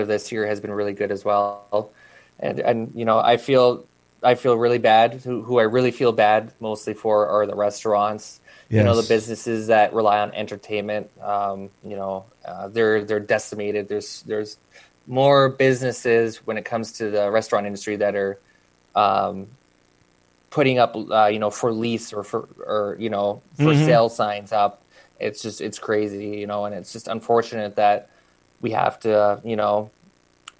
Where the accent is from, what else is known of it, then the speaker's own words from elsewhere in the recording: Canada; There's only a select few Canadians that actually race sprint cars in the States. So, mm-hmm. There's like maybe four or five of us